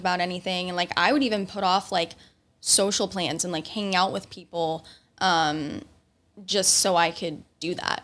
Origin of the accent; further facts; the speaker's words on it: Indiana, United States; moved away; I'm from Indiana